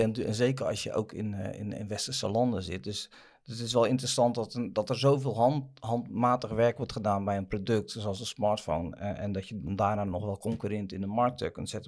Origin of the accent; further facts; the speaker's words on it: Netherlands; We zijn Hollanders